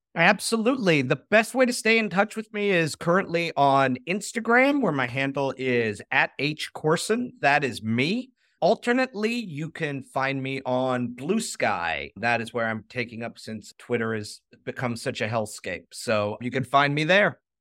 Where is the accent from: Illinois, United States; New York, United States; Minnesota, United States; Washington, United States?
Illinois, United States; Chicago; growing up in Chicago